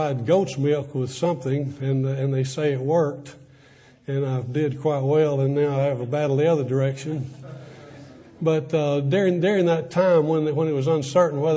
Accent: Athens, Alabama, United States; I grew up going to Athens Bible School, which my dad had started

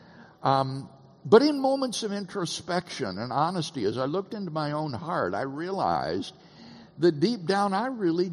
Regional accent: Keokuk, Iowa, United States; also born or lived in Peoria, Illinois; Peoria, Illinois, is where I was born, and then raised in a little town on the Mississippi River called Keokuk, Iowa

